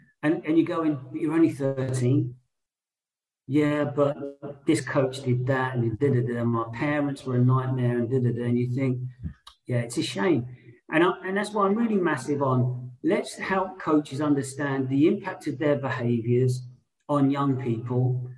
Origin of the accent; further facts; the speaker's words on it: London, United Kingdom; I'm someone who was born and raised in London my whole life from a white background.